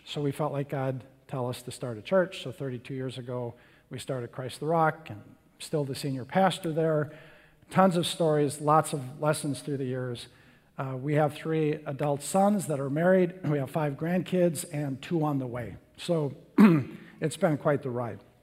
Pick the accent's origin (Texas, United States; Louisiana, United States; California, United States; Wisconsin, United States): Wisconsin, United States; Little Chute; I grew up in Little Chute, Wisconsin